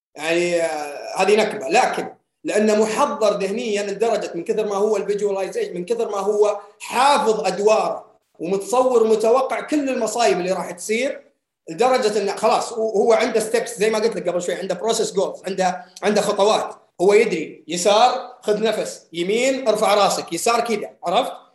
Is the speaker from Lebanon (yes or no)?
no; Saudi Arabia; عندنا في السعوديه